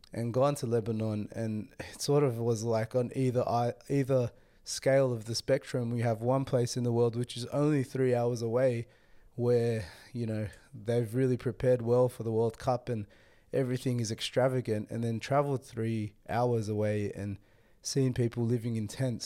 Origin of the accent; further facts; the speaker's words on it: Sydney, New South Wales, Australia; I was brought up, born and raised in Sydney, you know, Australia